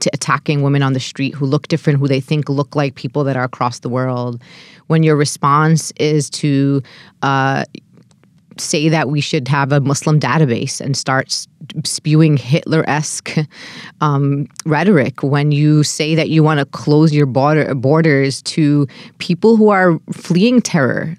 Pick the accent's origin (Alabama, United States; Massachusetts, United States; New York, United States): New York, United States; New York City; As an American born and raised in Brooklyn